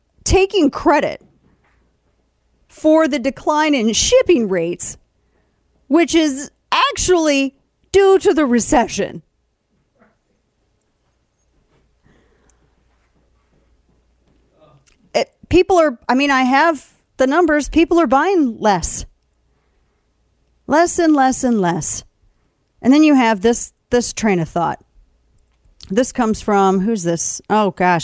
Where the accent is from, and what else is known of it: St. Louis, Missouri, United States; born or raised there